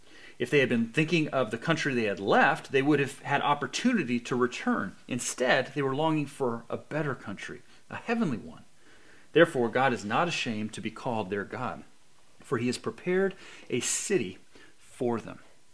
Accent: Albany, California, United States; also born or lived in San Diego; when I grew up in San Diego, I was raised there until about 11 years old when my family moved to the Bay Area, the East Bay, over there by Berkeley, a little town called Albany, which is really where I was more or less raised.

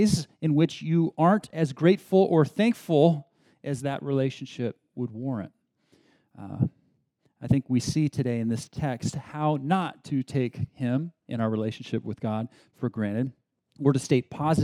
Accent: Berkeley, California, United States; also born or lived in San Diego, United States / Beijing, China; I grew up in San Diego and then was raised more or less in Berkeley, so in the Bay Area

